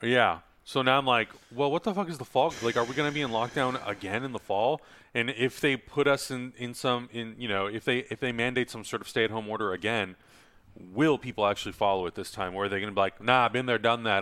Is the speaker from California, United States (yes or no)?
yes; San Diego, California, United States; I'm from San Diego